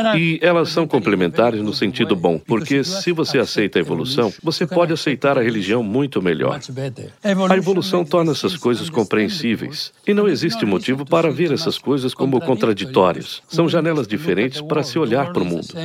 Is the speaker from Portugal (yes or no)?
no; Spain; moved away as an adult; now in New York, United States; eu saí da Espanha, onde eu nasci